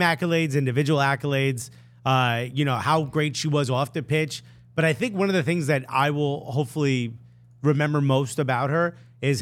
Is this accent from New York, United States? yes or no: yes; New York, United States; we're from New York